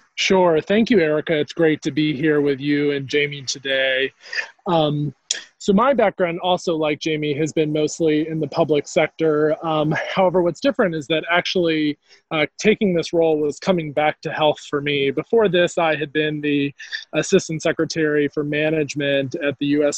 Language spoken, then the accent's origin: English; North Carolina, United States; moved away as an adult; coming back to North Carolina was a bit about coming back to health and also coming back to my home state.